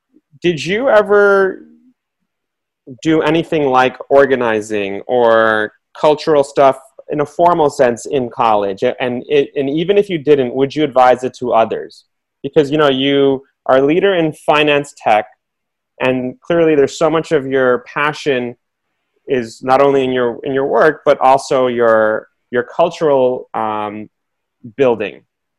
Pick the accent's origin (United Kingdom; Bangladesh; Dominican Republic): Bangladesh; moved away; also born or lived in New York; I grew up, you know, when I came from Bangladesh, and I moved to New York, and it was 1987, 85. It was very mid to late 80s, rough time. Again, no other Bengalis in New York City.